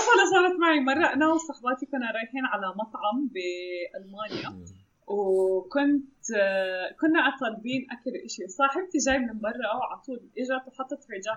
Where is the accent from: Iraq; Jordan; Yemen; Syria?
Jordan; Amman, Amman Governorate; عندنا بعمان